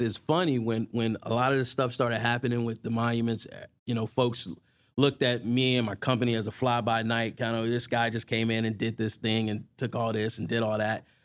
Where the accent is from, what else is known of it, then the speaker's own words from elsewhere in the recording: Newport News, Virginia, United States; I grew up in Newport News, Virginia